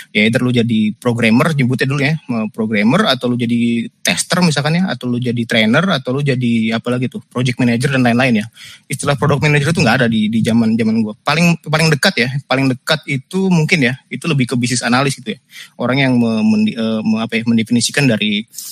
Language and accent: Indonesian; Indonesia